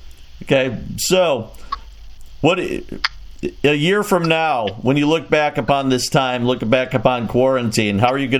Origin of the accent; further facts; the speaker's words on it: Chicago, Illinois, United States; now in Quad Cities, United States; I grew up in Chicago.